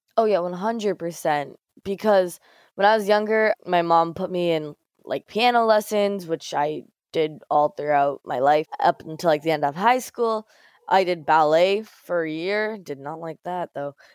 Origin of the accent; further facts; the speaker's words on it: Mississauga, Ontario, Canada; growing up in Mississauga, near Toronto